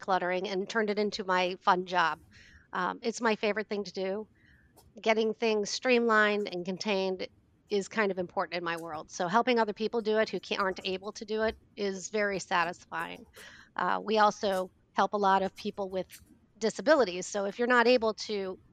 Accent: Kansas, United States; also born or lived in Hoffman Estates, Illinois / Cary, Illinois; now in Illinois, United States; I was raised in Kansas

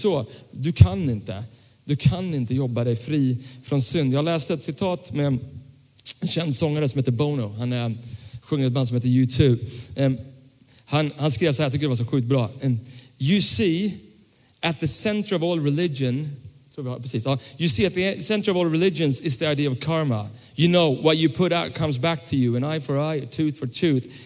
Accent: Tyresö, Stockholm County, Sweden; när jag växte upp eh, så växte jag upp eh, i, i en pingkyrka söder om Stockholm som, som, som ligger i Tyresö fortfarande, Tyresö pingstkyrka

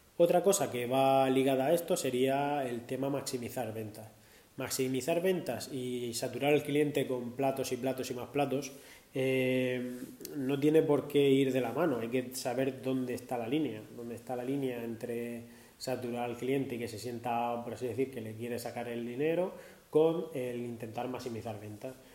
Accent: Murcia, Region of Murcia, Spain; soy de Murcia

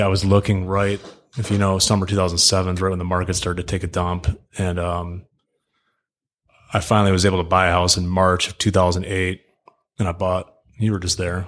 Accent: Birmingham, Michigan, United States; born and raised in Birmingham, Michigan.

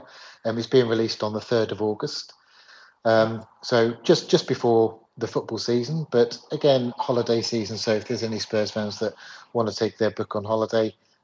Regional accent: London, United Kingdom; moved away as an adult; now in north of England, United Kingdom; I'm originally from London. I moved away from London. I moved up north, probably just over 20 years ago.

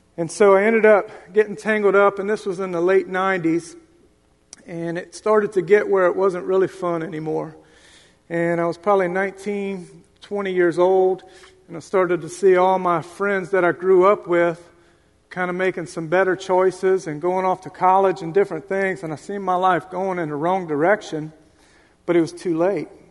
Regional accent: Lafayette, Louisiana, United States; moved away; also born or lived in Florida; I grew up in Lafayette, Louisiana. And then I moved to Florida to go get help.

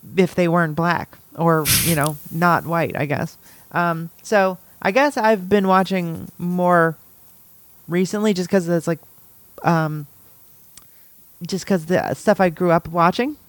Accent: Los Angeles, California, United States; moved away; I grew up in Los Angeles

